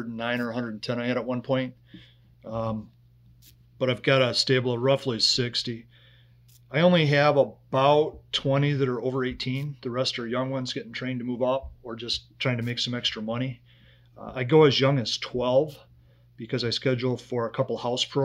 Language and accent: English; West Bloomfield, Michigan, United States; also born or lived in Huntsville, Alabama / Detroit, Michigan / Pontiac, Michigan; actually grew up in West Bloomfield, went through the entire West Bloomfield school district, graduated from West Bloomfield High School